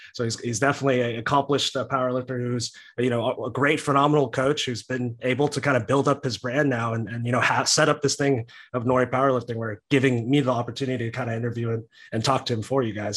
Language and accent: English; Texas, United States; I'm a Texan